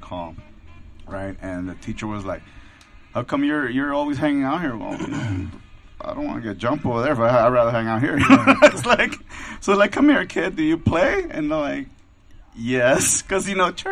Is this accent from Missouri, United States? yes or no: no; Los Angeles, California, United States; I grew up like near South Central, you know, Pico Union area